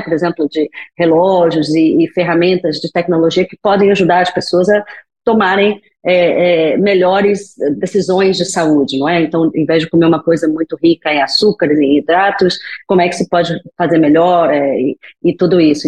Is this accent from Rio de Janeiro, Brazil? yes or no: yes; Rio de Janeiro, Brazil; moved away; eu sou é, brasileira, natural do Rio de Janeiro, meu sotaque não escuta não esconde